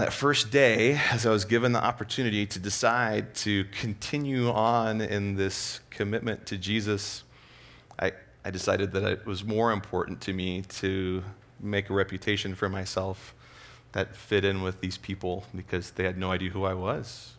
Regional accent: Escondido, California, United States; I grew up in Southern California, Escondido area.

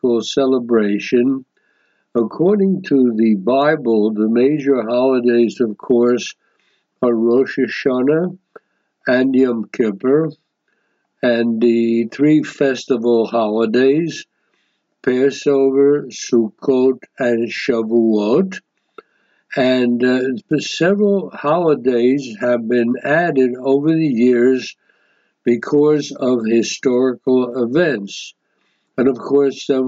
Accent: United States; I was raised in the United States

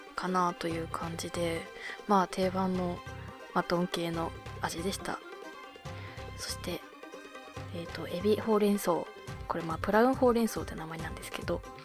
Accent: Abashiri, Hokkaido, Japan; now in Tokyo, Japan; 私の地元の網走

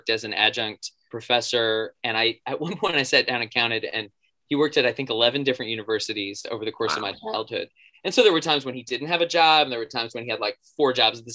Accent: Boston, Massachusetts, United States; I grew up in the Boston area

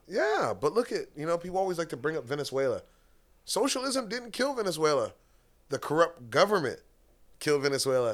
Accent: United States; I'm American as it gets

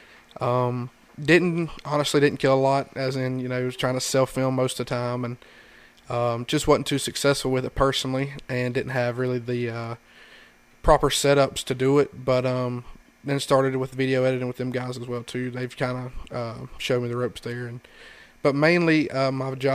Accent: Fallston, North Carolina, United States; I am from a little town called Falston, North Carolina.

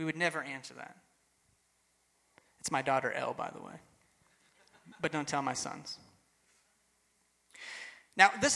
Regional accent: Texas, United States; I grew up in Texas, so the rules were don't cuss or drink or chew or go with girls who do.

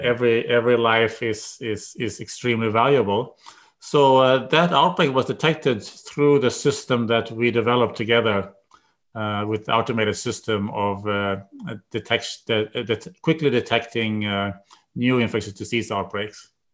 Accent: Sweden; moved away as an adult; now in United States; I grew up in Sweden. I went to college there, and then I went to, came to the United States.

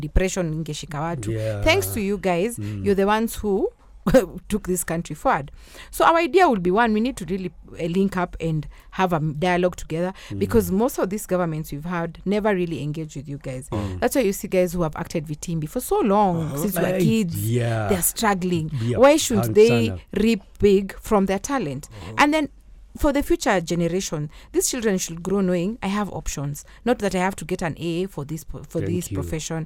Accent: Nairobi, Kenya; when I was growing up in Kilimani Primary, we had sports days

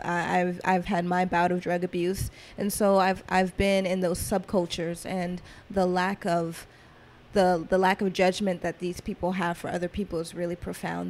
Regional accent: Atlanta, Georgia, United States; growing up in Atlanta, being born in Atlanta, I grew up kind of in trap culture

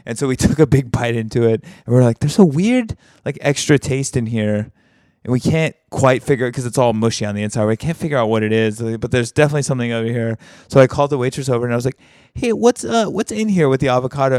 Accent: Alabama, United States; moved away; my hometown, like, the very small hometown in Alabama that I'm from

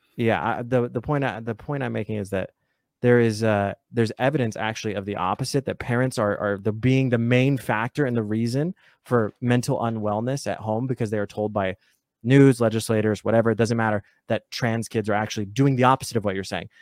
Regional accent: United States; I'm American

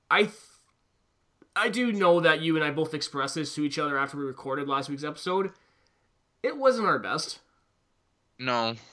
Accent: Albany, New York, United States; Because I come from Albany and I've never heard the expression steamed hams.

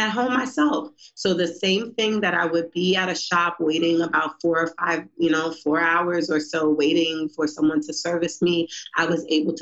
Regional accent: New York City, New York, United States; moved away as an adult; now in Baltimore, United States; I'm from Brooklyn, New York

